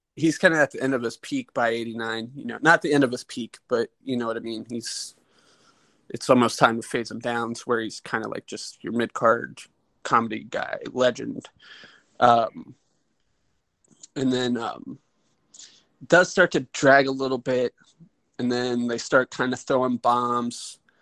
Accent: Cincinnati, Ohio, United States; we're from Cincinnati.

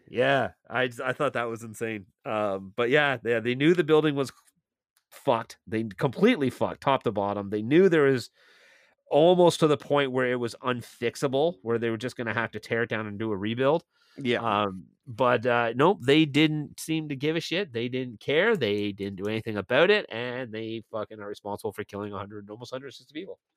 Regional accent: Milton, Ontario, Canada; moved away as an adult; now in St. Catharines, Canada; I I now live in St. Catharines, and this is a guy in my hometown of Milton

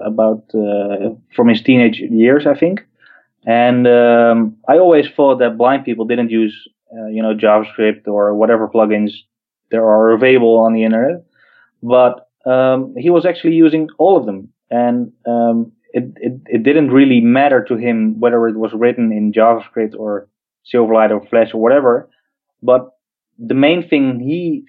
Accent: Netherlands; I'm from the Netherlands

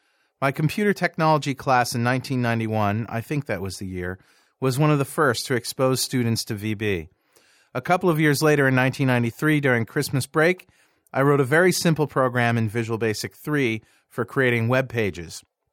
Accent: Brooklyn, New York, United States; born there; We were living in Nova Scotia, Canada, and I was born in Brooklyn, New York, so we called our company Brooklyn North Software Works.

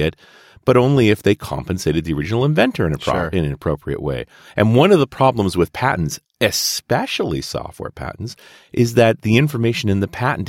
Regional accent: Canada; I'm a Canadian too

